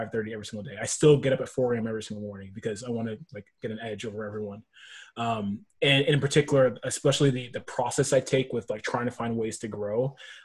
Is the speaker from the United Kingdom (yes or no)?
no; Nashville, Tennessee, United States; moved away as an adult; also born or lived in Berkeley, California; now in Bay Area, United States; I'm actually from Nashville, Tennessee